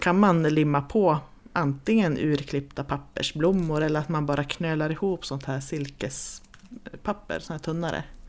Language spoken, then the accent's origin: Swedish; Jämtland, Sweden; vi kommer ju också från Jämtland